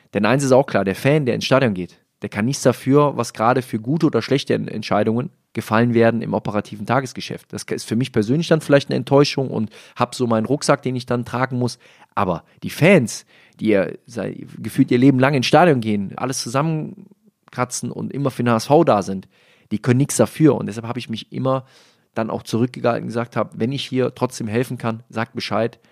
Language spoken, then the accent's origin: German; Rhineland, Germany; Als Rheinländer